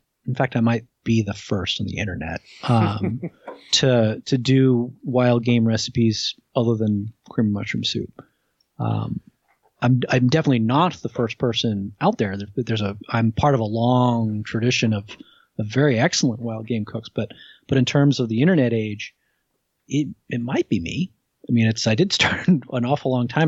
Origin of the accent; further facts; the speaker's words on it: New Jersey, United States; I grew up in New Jersey